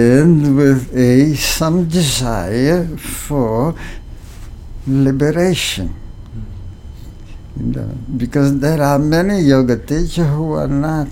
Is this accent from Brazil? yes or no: yes; Brazil; moved away; I was born in Brazil in 1939.